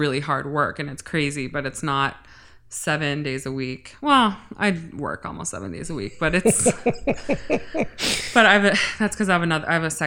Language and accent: English; Cleveland, Ohio, United States; moved away as an adult; now in Los Angeles, United States; I grew up in Orange, which is Moreland Hills, Pepper Pike, Shaker Heights, the Jewish side of Cleveland.